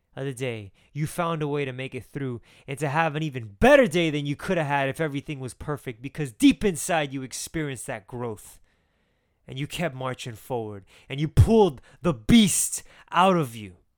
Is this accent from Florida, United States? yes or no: yes; Miami, Florida, United States; I'm from Miami